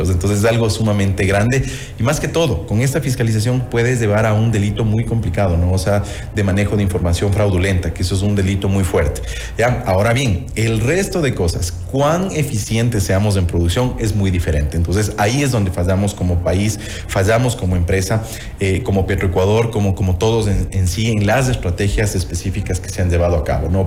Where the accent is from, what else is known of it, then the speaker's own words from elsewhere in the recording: Ecuador; Y eso realmente como ecuatoriano yo